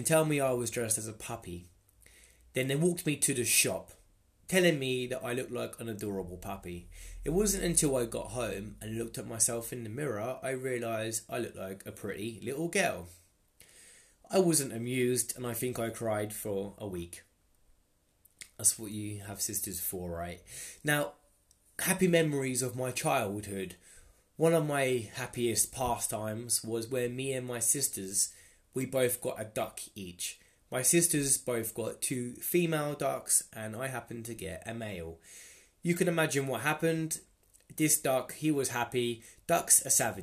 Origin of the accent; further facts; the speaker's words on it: Luton, East of England, United Kingdom; So I was born in England, Luton. I was born in the Luton and Dunstable Hospital.